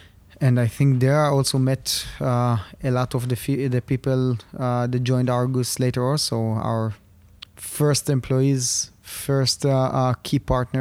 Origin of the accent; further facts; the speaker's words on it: Rishon LeZion, Central District, Israel; English is a second language; So I was born in Rishon LeZion, about 20 minutes south of Tel Aviv. Was studying in the Gimnasia Realit, which is, I would say, probably the most famous high school in Rishon.